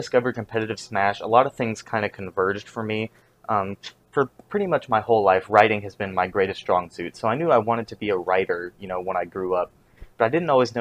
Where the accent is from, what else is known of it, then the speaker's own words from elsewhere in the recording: about 40 minutes from Chapel Hill, North Carolina, United States; the closest like local scene to where I live, to my hometown, is in my college town, Chapel Hill, which is about 40 minutes away from my hometown